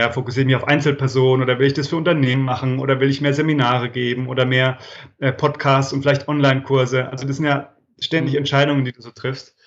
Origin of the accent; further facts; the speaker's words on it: Franconia, Bavaria, Germany; also born or lived in abroad; now in Freiburg, Germany; ich komme aus dem schönen Frankenland. Hm. Ich, ich wohne da, also bei Würzburg, Schweinfurt, aber ich wohne da schon länger nicht mehr.